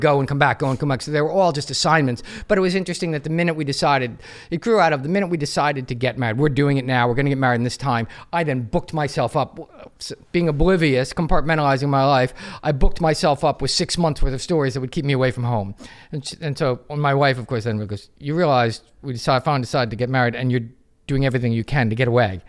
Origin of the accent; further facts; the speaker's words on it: United States; I'm American, I'm proud to be American, I wouldn't wanna be anything but American